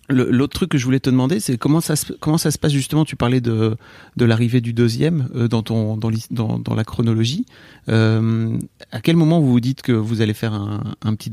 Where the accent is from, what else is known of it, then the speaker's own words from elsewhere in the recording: the North, Hauts-de-France, France; on vient du Nord